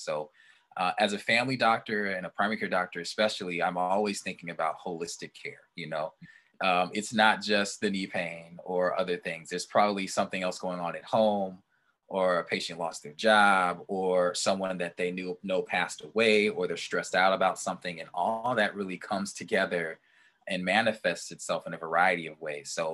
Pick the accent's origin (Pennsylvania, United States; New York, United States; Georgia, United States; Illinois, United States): Illinois, United States; southwest suburbs of Chicago; I went to a faith bank in the southwest suburbs of Chicago near my hometown.